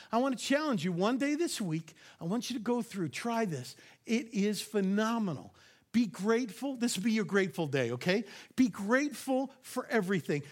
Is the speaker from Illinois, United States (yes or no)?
no; New York, United States; I am from New York